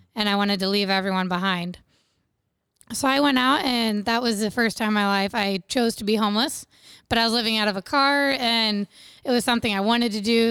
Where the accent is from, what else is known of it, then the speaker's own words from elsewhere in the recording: Bluffton, Indiana, United States; I grew up in Wells County, which is around Bluffton, Ossian area, um, on a little small livestock farm.